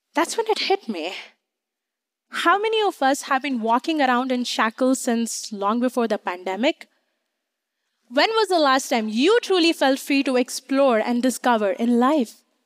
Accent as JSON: {"language": "English", "country": "India", "tie": "born or raised there", "moved": "as an adult", "lives_now": "United States", "said": "I grew up in India"}